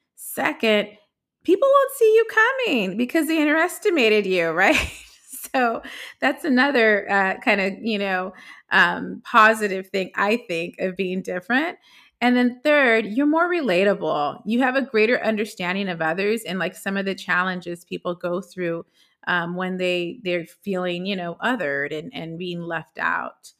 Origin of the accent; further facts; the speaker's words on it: Los Angeles, California, United States; growing up in Los Angeles